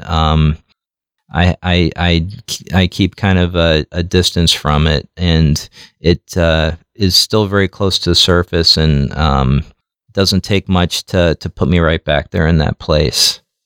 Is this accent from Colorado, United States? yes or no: no; New York City, New York, United States; now in Omaha, United States; I grew up in Jackson Heights, and it was it was a pretty rough um, community